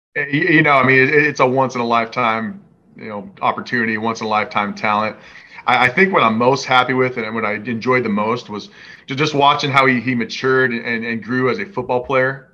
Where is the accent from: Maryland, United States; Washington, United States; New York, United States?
Washington, United States; i grew up in Washington